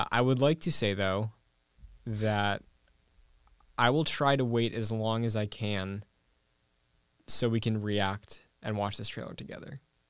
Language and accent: English; New England, United States; I'm from New England